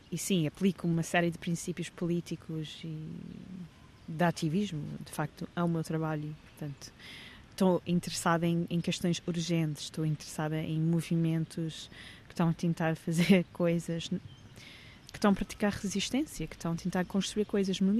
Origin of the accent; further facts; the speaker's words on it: England, United Kingdom; É um documentário de arquivos que tem a ver com o momento em que eu cresci na Inglaterra nos anos 90